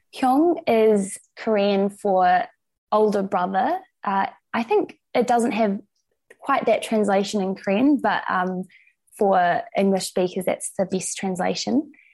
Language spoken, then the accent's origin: English; Christchurch, Canterbury, New Zealand; also born or lived in Dunedin, New Zealand; now in Wellington, New Zealand; I grew up in Christchurch